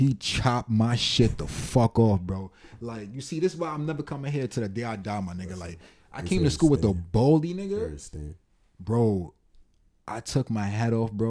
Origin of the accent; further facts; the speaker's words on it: New York, United States; I was born in New York